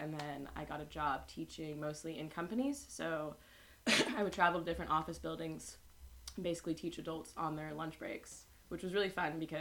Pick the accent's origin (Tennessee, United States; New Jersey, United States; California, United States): California, United States; moved away; also born or lived in Madrid; I'm from California in the United States